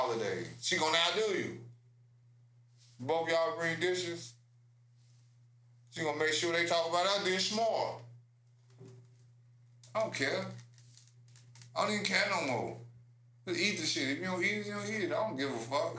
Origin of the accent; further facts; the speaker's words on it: Chicago, Illinois, United States; as a Chicagoan